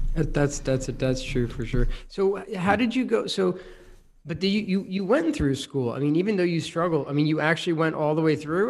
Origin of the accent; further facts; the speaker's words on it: United States; Being an American